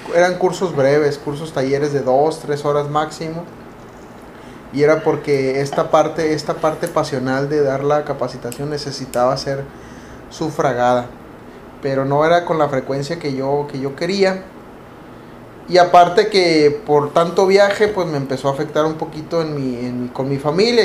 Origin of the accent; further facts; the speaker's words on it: Mexicali, Baja California, Mexico; Nosotros somos de México, particularmente la ciudad de Mexicali, Baja California, una ciudad muy calurosa.